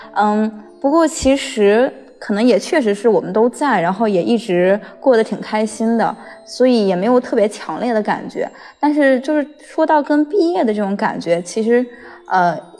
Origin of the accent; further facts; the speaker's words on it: Hunan, China; moved away as an adult; now in Beijing, China; 我是从湖南来的